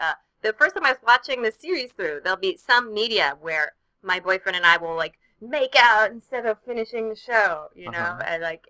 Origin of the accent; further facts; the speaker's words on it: United States; Wasn't raised there. I used to be a proud American.